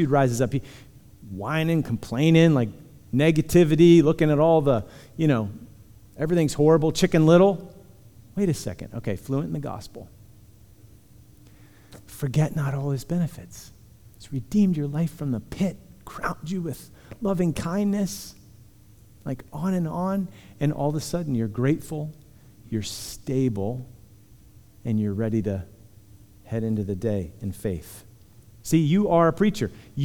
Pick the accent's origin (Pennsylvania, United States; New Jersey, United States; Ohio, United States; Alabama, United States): Pennsylvania, United States; Punxsutawney; I come from Punxsutawney. So love my people